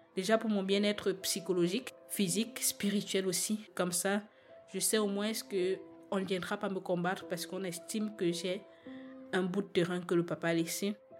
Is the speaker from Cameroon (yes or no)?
yes; Cameroon; now in Belgium; Je suis une Camerounaise, père camerounais, mère camerounaise